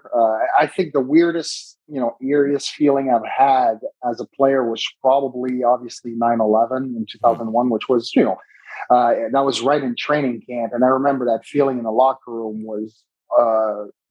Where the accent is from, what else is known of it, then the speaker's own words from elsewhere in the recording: Montreal, Quebec, Canada; Christmas traditions in Canada growing up in Montreal.